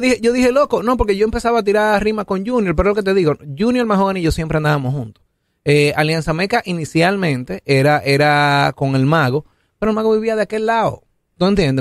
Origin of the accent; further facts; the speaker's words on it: Santo Domingo, Distrito Nacional, Dominican Republic; yo soy de Santo Domingo